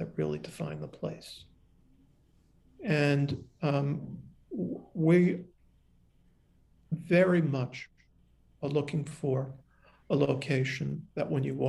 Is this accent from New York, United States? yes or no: yes; New York City, New York, United States; I'm a New Yorker